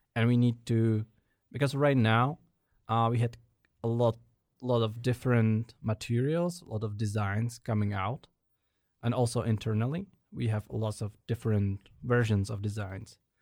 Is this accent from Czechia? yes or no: yes; Prague, Czechia; I was born and raised in Prague, settling in different parts of it over the years